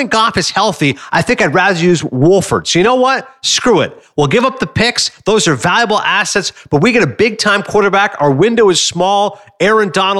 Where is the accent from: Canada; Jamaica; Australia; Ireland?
Canada; now in Bergen County, United States; as a Canadian